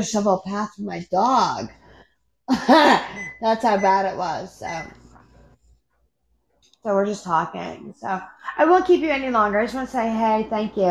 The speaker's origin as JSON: {"language": "English", "country": "United States", "said": "I'm American"}